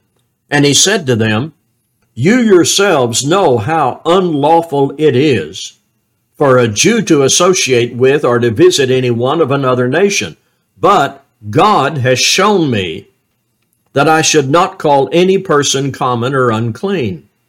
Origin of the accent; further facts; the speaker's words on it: Arkansas, United States; I'm from Arkansas, where hunting is common.